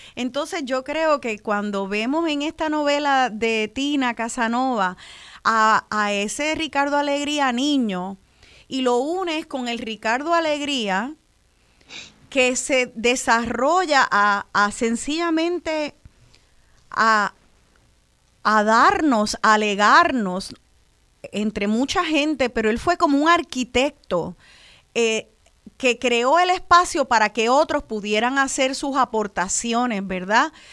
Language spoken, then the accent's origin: Spanish; Puerto Rico